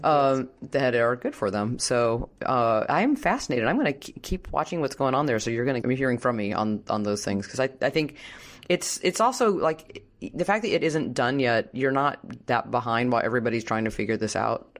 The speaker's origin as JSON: {"language": "English", "town": "Washington", "region": "District of Columbia", "country": "United States", "said": "I'm from Washington"}